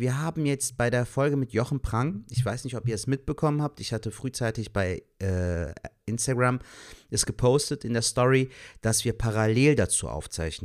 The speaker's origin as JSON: {"language": "German", "town": "Cologne", "region": "North Rhine-Westphalia", "country": "Germany", "tie": "born or raised there", "said": "ich jetzt zum Beispiel ein gebürtiger Kölner bin, der hier geboren, aufgewachsen ist und hier lebt"}